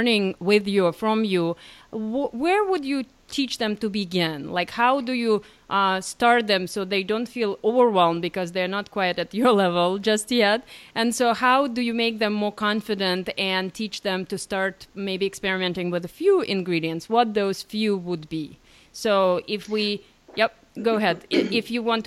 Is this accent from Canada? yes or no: no; Ukraine; now in United States; I was born in Ukraine.